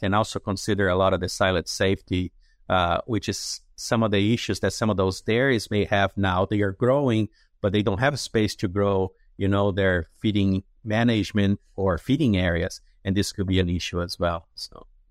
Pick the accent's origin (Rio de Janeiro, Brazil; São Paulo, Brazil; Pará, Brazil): São Paulo, Brazil; Jundiaí; moved away; my hometown in Jundiaí is about forty or fifty miles from São Paulo City